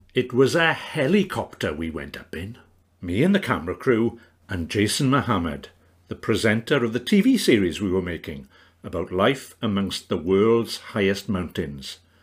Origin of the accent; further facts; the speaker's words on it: the Rhondda, Wales, United Kingdom; my upbringing in the Rhondda